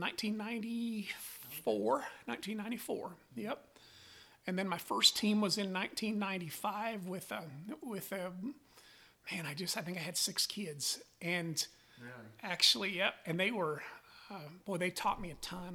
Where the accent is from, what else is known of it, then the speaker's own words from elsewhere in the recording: Newcastle, Wyoming, United States; now in Calumet, United States; I grew up in Newcastle, Wyoming, on a cow calf